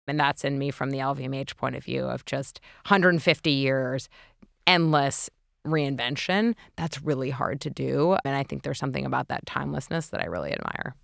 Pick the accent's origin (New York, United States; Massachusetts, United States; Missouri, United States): New York, United States; New York City; grew up in New York City